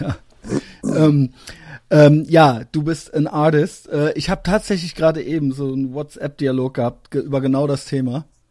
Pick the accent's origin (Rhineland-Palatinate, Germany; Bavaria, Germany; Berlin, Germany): Rhineland-Palatinate, Germany; Koblenz; moved away; ich bin aus Koblenz